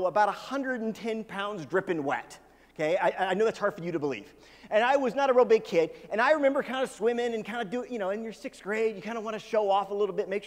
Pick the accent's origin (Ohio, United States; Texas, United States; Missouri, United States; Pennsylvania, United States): Missouri, United States; Kansas City; I grew up in Kansas City, which is on the Missouri side of Kansas City.